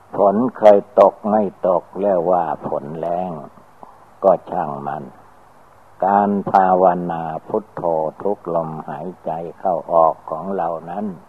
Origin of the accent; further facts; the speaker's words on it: Thailand; เราก็ได้เกิดมาในประเทศไทย